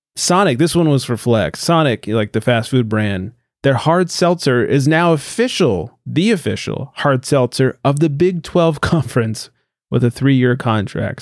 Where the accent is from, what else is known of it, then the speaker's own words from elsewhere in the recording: California, United States; we're all from California